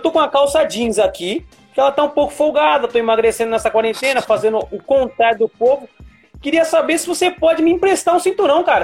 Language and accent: Portuguese; São Paulo, Brazil; eu sou daqui de São Paulo